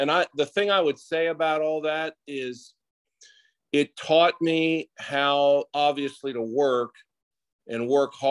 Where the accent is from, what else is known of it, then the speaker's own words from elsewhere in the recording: Greenhills, Ohio, United States; I grew up in Green Hills, which is a little suburb of Cincinnati